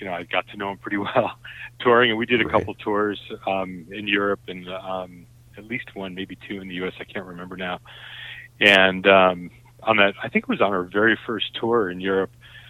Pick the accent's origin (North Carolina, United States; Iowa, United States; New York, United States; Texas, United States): New York, United States; I grew up outside New York, and, you know, growing up there, I didn't want to go back there.